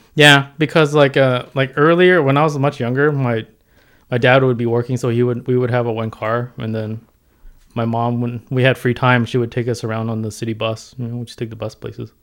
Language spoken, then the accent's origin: English; San Diego, California, United States; also born or lived in Hong Kong; I grew up in San Diego